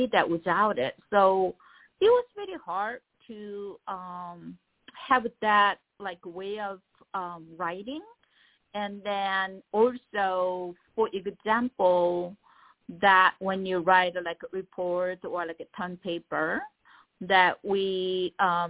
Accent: South Korea; first language Korean; English is a second language; now in Los Angeles, United States; I'm an immigrant. I came here. So my mother tongue is Korean

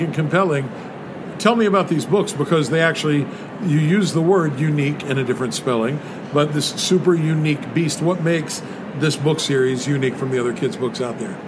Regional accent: West Virginia, United States; I grew up in West Virginia

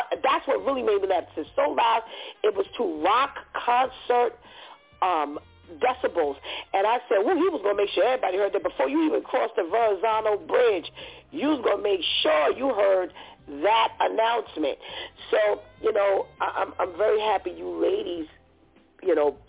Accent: United States; as an American

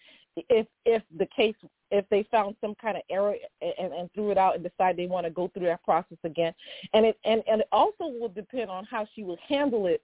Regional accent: Miami, Florida, United States; I'm actually from Miami

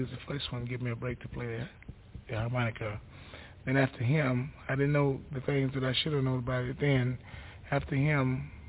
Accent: Pilatch, Mississippi, United States; I'm from Pilatch, Mississippi, which is a small, small town.

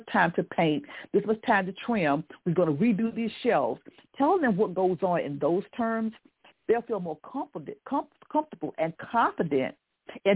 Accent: the South, United States; I'm from the South, and so we always said please and thank you, and my parents were pretty strict

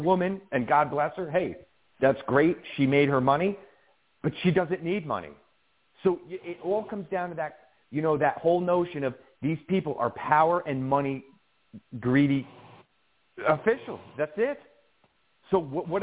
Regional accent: Colonie, New York, United States; now in Albany, United States; I grew up in Colony area and went through the school system in Colony

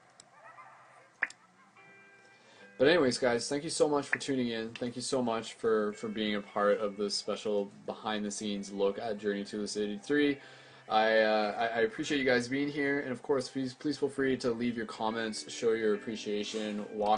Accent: London, Ontario, Canada; I'm from London, Ontario, Canada, to confirm, so it's a little bit north of Detroit.

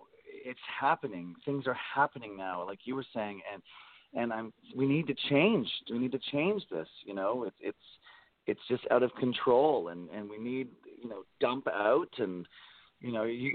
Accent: Toronto, Ontario, Canada; I grew up in Toronto, Canada.

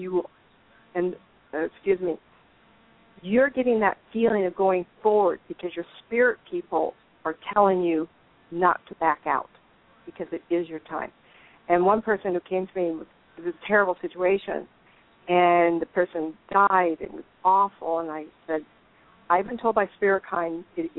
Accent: Inglewood, California, United States; born there; I think it's real interesting that I was born in Inglewood. My parents lived in Hollywood.

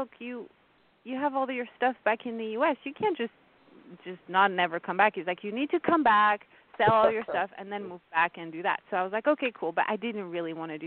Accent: France; first language French; English is a second language; moved away; also born or lived in India; my native tongue is French. I was born and raised in France

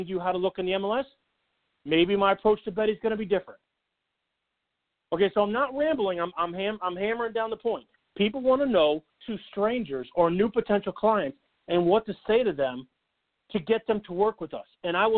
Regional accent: St. Louis, Missouri, United States; born there; also born or lived in Philadelphia / Southern Illinois / Seattle; now in Boston, United States; You know, I'm not from Boston, right? Born in St. Louis, spent some time in Philadelphia. I'm back to St. Louis, moved over to Southern Illinois for a little while, up to Seattle for the better part of 3 years or so, and back to Philly. Then up here to Boston.

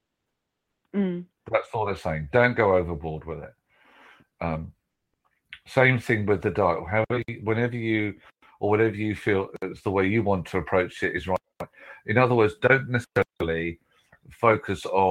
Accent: United Kingdom

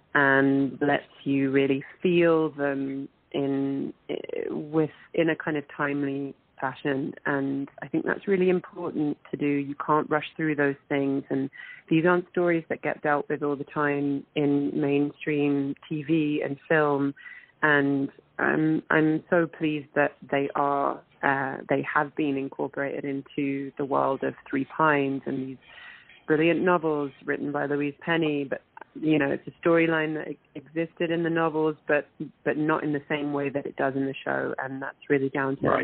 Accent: London, United Kingdom; moved away as an adult; also born or lived in Manchester; now in Toronto, Canada; I was born in Manchester, and but I was uh, raised in London

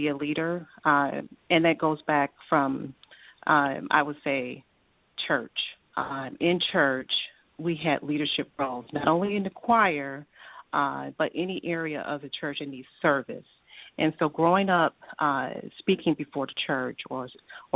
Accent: Natchez, Mississippi, United States; now in Detroit, United States; I'm originally from Natchez, Mississippi

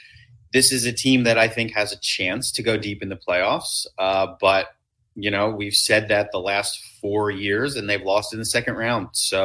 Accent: Lancaster, Pennsylvania, United States; But it was really an awesome place to grow up because it was really

